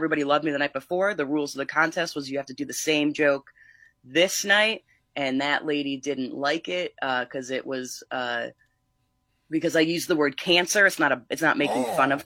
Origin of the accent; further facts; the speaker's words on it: Northeast Pennsylvania, United States; moved away as an adult; now in Los Angeles, United States; I'm from Northeast Pennsylvania.